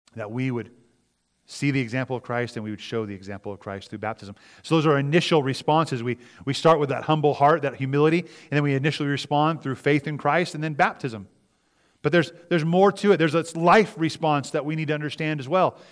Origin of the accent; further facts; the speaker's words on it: United States; we as Americans, as citizens